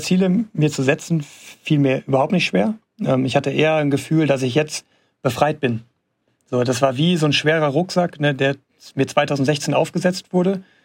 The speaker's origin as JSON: {"language": "German", "town": "Gelsenkirchen", "region": "North Rhine-Westphalia", "country": "Germany", "tie": "born or raised there", "said": "in meiner Heimatstadt da in Gelsenkirchen"}